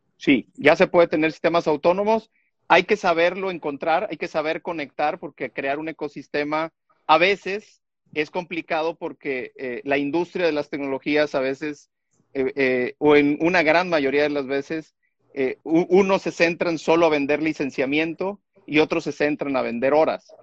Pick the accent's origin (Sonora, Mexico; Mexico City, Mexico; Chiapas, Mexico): Chiapas, Mexico; Tuxtla Gutiérrez; nací en Tuxtla Gutiérrez, Chiapas